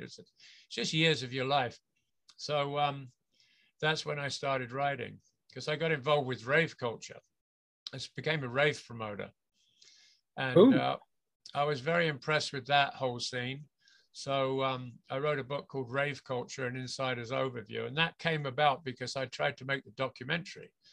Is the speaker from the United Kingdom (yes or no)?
yes; England, United Kingdom; moved away as an adult; now in Vancouver, Canada; I'm from England originally. I was born and grew up in the UK, and I left there permanently when I was about uh, 20, 23, 24, something like that.